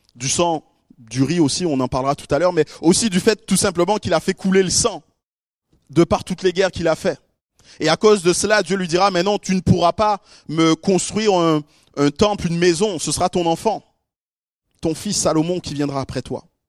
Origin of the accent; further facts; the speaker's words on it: Guadeloupe; chez moi en Guadeloupe, qui est une toute petite île perdue là au, milieu de l'océan Atlantique